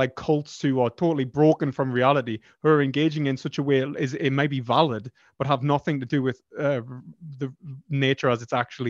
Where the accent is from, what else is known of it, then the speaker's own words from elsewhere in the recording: United Kingdom; I'm from the UK.